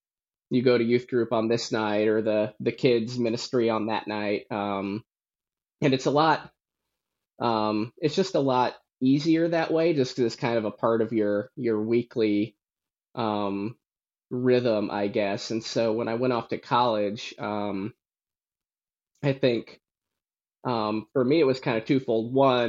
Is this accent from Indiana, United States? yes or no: yes; Warsaw, Indiana, United States; But yes, so I grew up in Warsaw, Indiana. I grew up in the church, went to church my whole life, to the same church that my mom went to and my grandma went to.